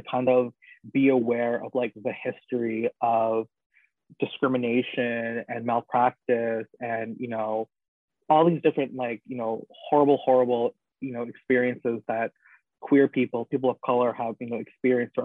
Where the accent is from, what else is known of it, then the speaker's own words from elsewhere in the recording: Toronto, Ontario, Canada; I grew up in Scarborough, at least for like half of my childhood